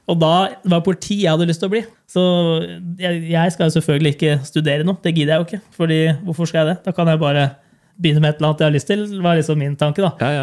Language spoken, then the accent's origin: Norwegian; Hønefoss, Buskerud, Norway; vi kom fra Hønefoss.